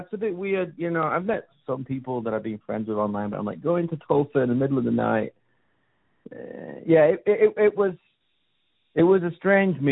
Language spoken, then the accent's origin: English; Sheffield, Yorkshire and the Humber, United Kingdom; now in United States; born and raised in Northern England